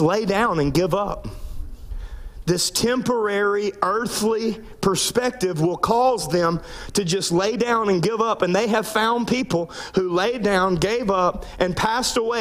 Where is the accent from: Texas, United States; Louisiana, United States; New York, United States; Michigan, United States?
Louisiana, United States; I grew up in Louisiana